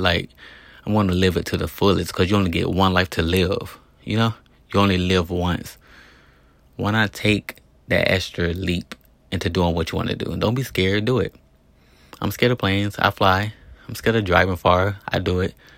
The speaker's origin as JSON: {"language": "English", "town": "East Chicago", "region": "Indiana", "country": "United States", "tie": "born or raised there", "also_born_or_lived": "Gary, Indiana / Hammond, Indiana / Las Vegas, Nevada", "moved": "yes", "said": "I was born in Gary, Indiana. I grew up in Hammond, Indiana, in East Chicago, Indiana. I lived in East Chicago, Indiana my whole life."}